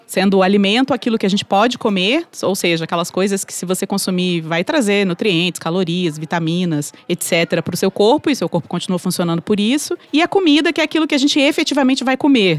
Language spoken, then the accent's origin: Portuguese; Espírito Santo, Brazil; eu, que sou capixaba do Espírito Santo